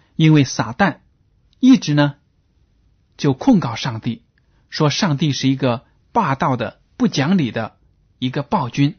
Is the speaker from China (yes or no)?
yes; China; 我们中国人说，善有善报，恶有恶报